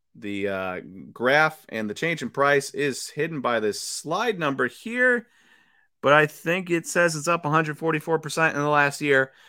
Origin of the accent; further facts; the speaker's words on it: Wisconsin, United States; as a tried and true Wisconsinite